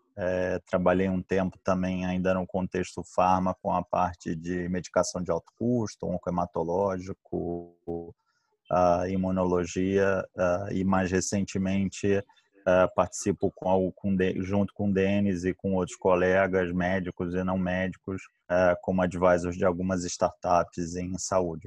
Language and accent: Portuguese; Rio de Janeiro, Brazil; accent: carioca; also born or lived in São Paulo / Pittsburgh; Meu sotaque não me deixa mentir, sou carioca